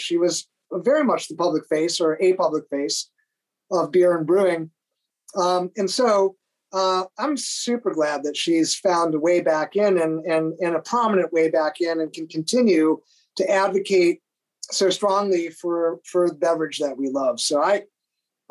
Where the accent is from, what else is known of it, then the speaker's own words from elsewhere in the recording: New York, United States; we're from New York State, Jeff